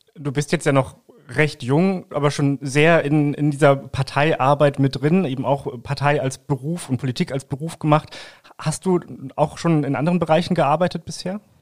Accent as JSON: {"language": "German", "town": "Langenhagen", "region": "Lower Saxony", "country": "Germany", "said": "wir kommen beide aus Langhagen"}